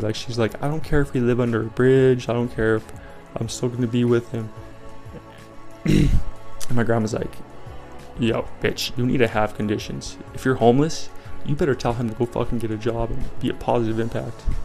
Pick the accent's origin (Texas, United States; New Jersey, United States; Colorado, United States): Colorado, United States; I'm from Colorado